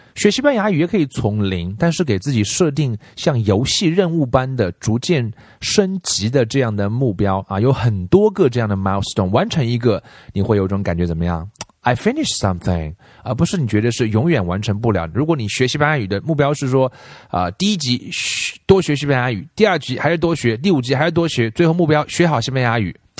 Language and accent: Chinese; China; 我们中国人学英文